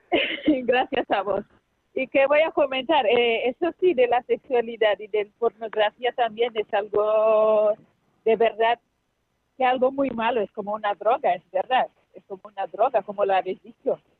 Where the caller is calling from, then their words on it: Huesca, Aragon, Spain; Sí, soy … de Huesca